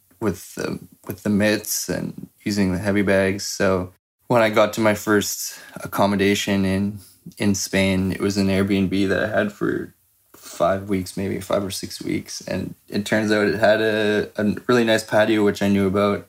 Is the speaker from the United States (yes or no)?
no; Canada